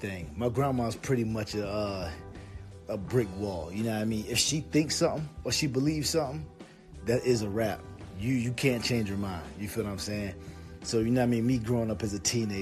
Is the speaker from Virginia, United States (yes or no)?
yes; Virginia, United States; I'm from Virginia